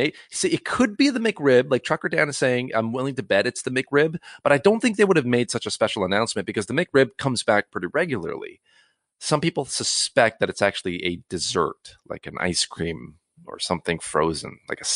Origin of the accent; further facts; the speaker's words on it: Cloverdale, British Columbia, Canada; I grew up in Cloverdale, BC